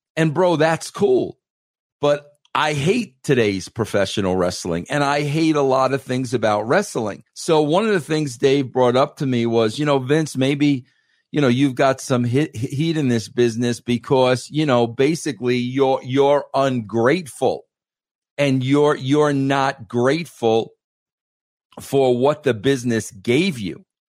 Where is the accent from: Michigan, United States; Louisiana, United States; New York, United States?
New York, United States; Being a New Yorker, coming from that part of the world